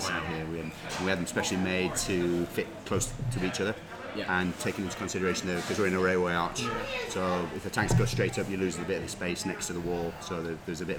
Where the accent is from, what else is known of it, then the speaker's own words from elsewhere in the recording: York, Yorkshire and the Humber, United Kingdom; moved away; I'm from York, originally